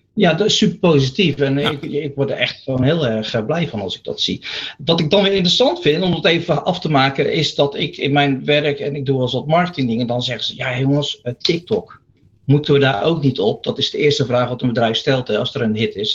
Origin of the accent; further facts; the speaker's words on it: Zeeland, Netherlands; moved away; ik ben een boertje uit Zeeland van oorsprong